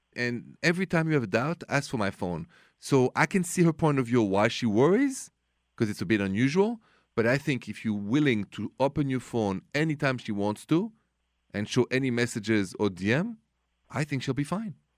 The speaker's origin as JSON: {"language": "English", "town": "Paris", "region": "Île-de-France", "country": "France", "accent": "French", "second_language": "English", "moved": "as an adult", "lives_now": "United States", "said": "this accent is French, Français, straight from Paris. But I've been here many, many years, and I'm even American now"}